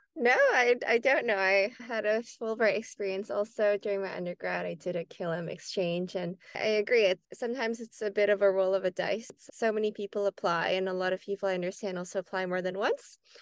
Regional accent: Canada; as a Canadian

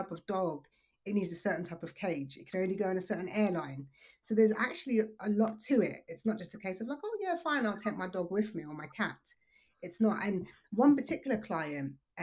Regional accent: London, United Kingdom; moved away as an adult; also born or lived in Surrey / Dubai; So I'm originally from South East London

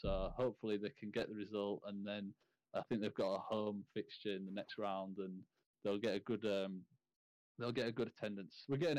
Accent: York, Yorkshire and the Humber, United Kingdom; York, obviously my hometown team

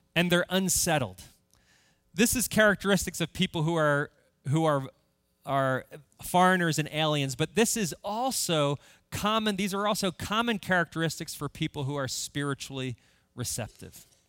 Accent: United States; before I am an American, I am a Christian

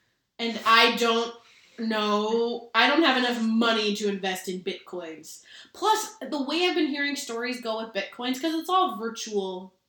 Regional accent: Minnesota, United States; I'm from Minnesota and I'm wearing a Minnesota hoodie.

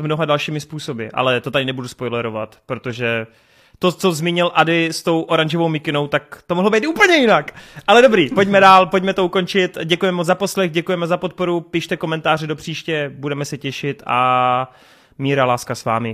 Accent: Czechia; jako Čech

